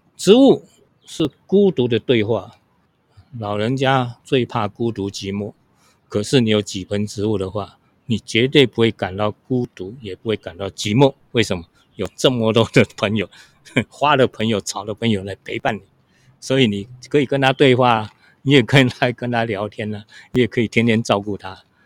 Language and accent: Chinese; Hsinchu County, Taiwan; moved away as an adult; now in Taipei, Taiwan; 小时候我们都是农村长大嘛，我今年是七十四岁，那我们一，一家在新竹、琼林，那在我们那边有一个很有名的风景区，叫做飞峰山。 是新竹的八景之一啊。所以那边的农村生活是非常淳朴